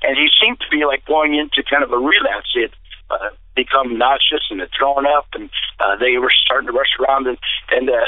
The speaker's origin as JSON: {"language": "English", "town": "DeFuniak Springs", "region": "Florida", "country": "United States", "tie": "born or raised there", "said": "back to my hometown in Dufuniac Springs, Florida"}